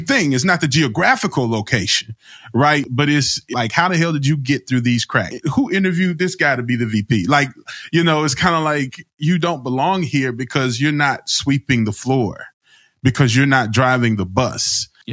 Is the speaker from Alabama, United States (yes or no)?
yes; Alabama, United States; I'm from Alabama